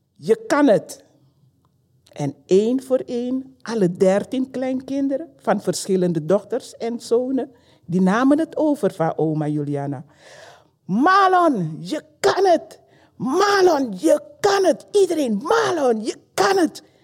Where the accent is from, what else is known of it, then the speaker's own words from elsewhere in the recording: Paramaribo, Paramaribo District, Suriname; now in Belgium; geboren in Suriname, in de hoofdstad Paramaribo